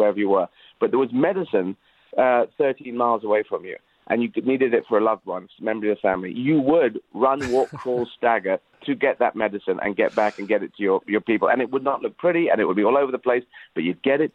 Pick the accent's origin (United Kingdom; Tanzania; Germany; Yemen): Yemen; Aden; I was born in Aden